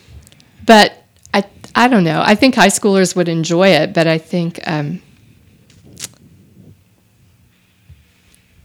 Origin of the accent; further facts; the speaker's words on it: Austin, Texas, United States; I grew up in Austin